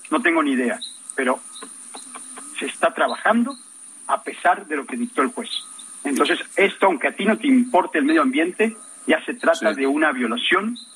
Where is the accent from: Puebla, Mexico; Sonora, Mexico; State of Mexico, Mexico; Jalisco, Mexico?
State of Mexico, Mexico; Naucalpan de Juárez; Creyendo que soy extranjero por la forma en la que hablo, para todos, soy de Naucalpan, de Juárez, soy mexicano, mexicano, pero viví mucho tiempo fuera.